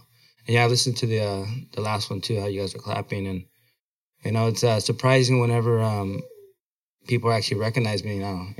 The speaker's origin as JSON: {"language": "English", "town": "Blythe", "region": "California", "country": "United States", "tie": "born or raised there", "also_born_or_lived": "Oxnard, California", "moved": "as an adult"}